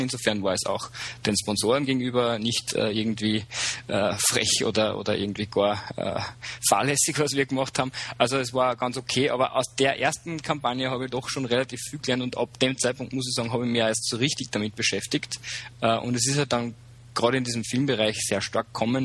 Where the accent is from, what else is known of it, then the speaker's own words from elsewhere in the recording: Upper Austria, Austria; moved away as an adult; also born or lived in Vienna; ich bin gebürtiger Oberösterreicher, äh, lebe seit einem Jahr wieder da, war früher, äh, also war vorher in Wien